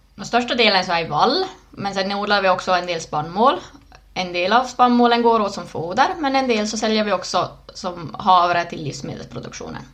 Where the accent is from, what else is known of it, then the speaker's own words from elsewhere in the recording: Närpes, Ostrobothnia, Finland; also born or lived in Ilmajoki; född i Plydax, Närpes